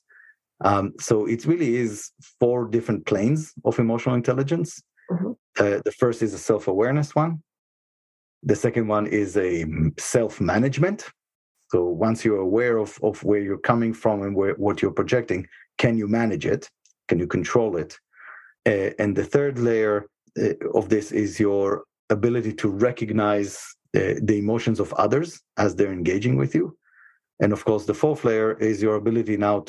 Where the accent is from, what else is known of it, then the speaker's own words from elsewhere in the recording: Israel; moved away as an adult; now in United States; I was born and raised in Israel